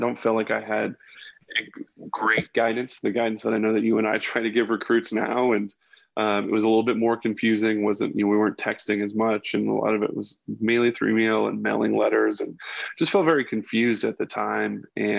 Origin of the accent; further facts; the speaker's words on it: Bridgetown, Saint Michael, Barbados; also born or lived in Northern Virginia, United States / Mexico City, Mexico; I was born in Northern Virginia, but at 3 years old, my father worked at the State Department. We moved to Mexico City. After that, moved to Barbados. I lived in Bridgetown, Barbados when I was 7 and 8 years old.